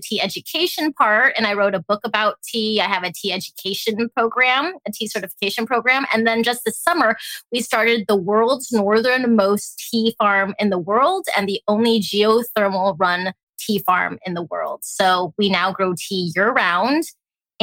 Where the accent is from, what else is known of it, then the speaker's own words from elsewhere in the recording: Alaska, United States; also born or lived in Hong Kong; I was born in Hong Kong and I grew up in Alaska.